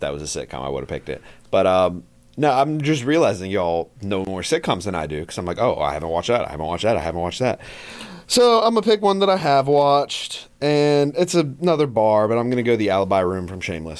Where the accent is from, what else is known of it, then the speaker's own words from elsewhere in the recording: United States; I'm American, man.